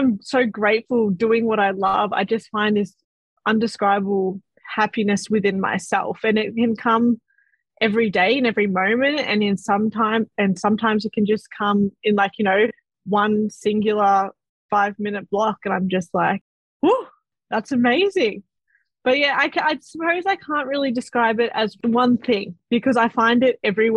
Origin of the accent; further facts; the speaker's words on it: Melbourne, Victoria, Australia; I am from Southeast Melbourne. I am currently still living at my beautiful parents'